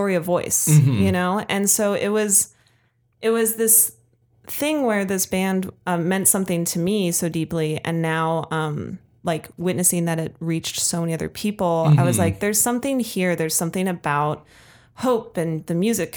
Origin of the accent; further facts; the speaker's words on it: Colorado, United States; I'm not local to the Bay Area. Mm-hmm. Like I'm from Colorado.